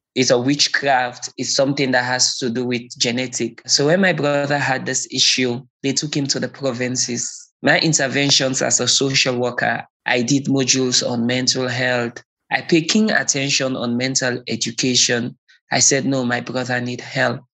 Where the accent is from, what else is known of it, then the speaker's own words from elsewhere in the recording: Sierra Leone; born and raised in Sierra Leone, West Africa.